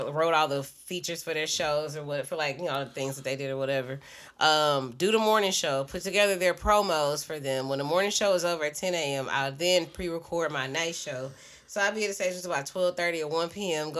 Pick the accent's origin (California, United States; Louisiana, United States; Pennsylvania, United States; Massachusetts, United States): Louisiana, United States; Shreveport; moved away; also born or lived in Dallas; I'm from Shreveport